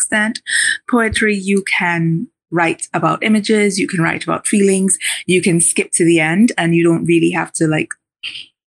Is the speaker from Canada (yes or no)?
no; Diego Martin, Trinidad & Tobago; moved away; I grew up in Diego Martin, I grew up in Covin Road